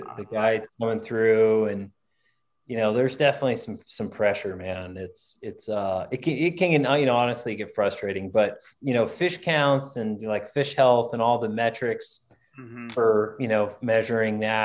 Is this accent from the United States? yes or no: yes; Texas, United States; now in Montana, United States; I'm from Texas